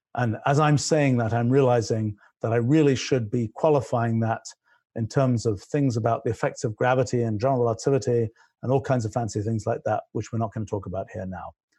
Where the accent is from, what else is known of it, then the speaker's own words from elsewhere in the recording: England, United Kingdom; accent: British; moved away; I grew up in England